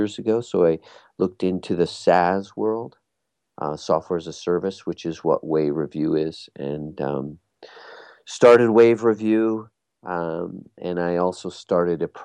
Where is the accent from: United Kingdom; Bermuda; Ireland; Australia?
Bermuda; I come from Bermuda, and I was in Bermuda at the time.